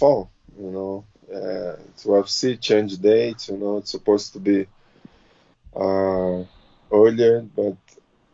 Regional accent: Rio de Janeiro, Brazil; English is a second language; moved away as an adult; now in Florida, United States; Rio de Janeiro, my hometown

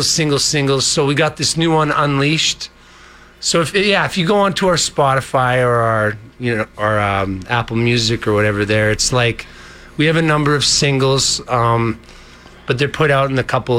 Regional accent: Alberta, Canada; We are from Alberta

